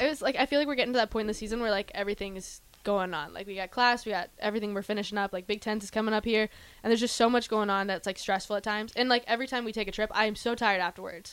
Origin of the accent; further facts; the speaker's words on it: South Dakota, United States; moved away as an adult; now in Nebraska, United States; growing up in South Dakota